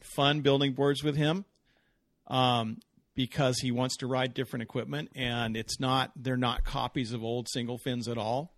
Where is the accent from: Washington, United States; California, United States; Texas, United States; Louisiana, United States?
California, United States; Southern; I grew up in Southern California